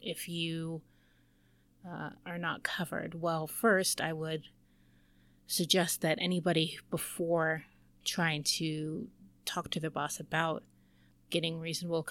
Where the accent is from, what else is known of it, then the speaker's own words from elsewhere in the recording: United States; I am American